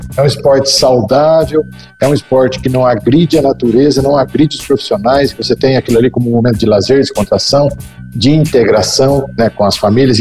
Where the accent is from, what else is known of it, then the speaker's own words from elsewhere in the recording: Brazil; como bons brasileiros